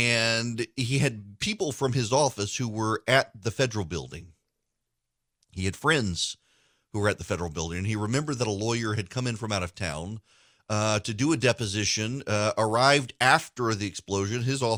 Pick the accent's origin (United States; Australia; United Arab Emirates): United Arab Emirates; Dubai; You know, I was a kid. I grew up in Dubai.